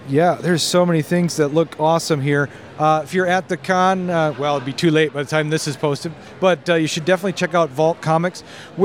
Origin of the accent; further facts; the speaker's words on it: Minnesota, United States; from Minnesota, too. I live in Laverne.